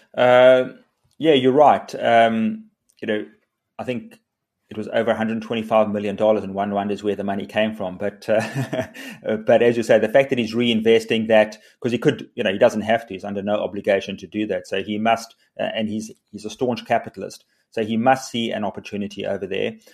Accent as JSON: {"language": "English", "country": "South Africa", "said": "South Africans are incredibly, uh, optimistic, resilient. We're entrepreneurial"}